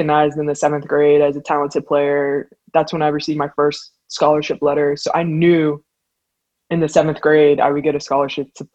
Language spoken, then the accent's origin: English; Pittsburgh, Pennsylvania, United States; also born or lived in Wheeling, West Virginia; I'm from Pittsburgh, as I just mentioned. I ended up leaving Pittsburgh to go to a boarding school in Wheeling, West Virginia